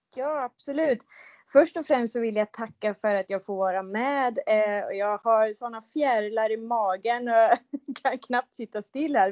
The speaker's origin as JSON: {"language": "Swedish", "area": "countryside between Mjölby and Mantorp", "region": "Östergötland", "country": "Sweden", "tie": "born or raised there", "also_born_or_lived": "Motala", "said": "Jag är uppvuxen på landet mellan eh, Mjölby och Mantorp"}